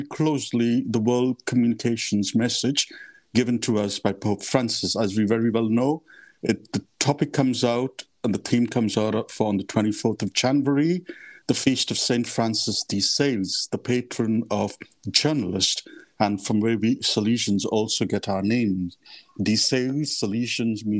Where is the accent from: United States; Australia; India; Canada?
India; Mumbai, Maharashtra; moved away as an adult; also born or lived in Mozambique / Kenya / Rome; I come from India, from the city of Mumbai. So I was born and brought up in the heart of the city.